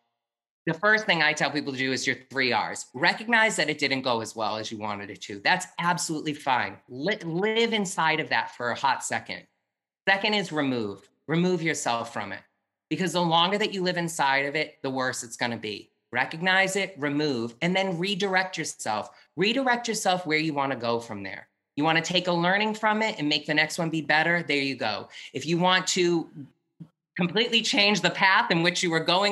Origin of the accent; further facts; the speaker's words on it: New Hampshire, United States; moved away; I'm from New Hampshire originally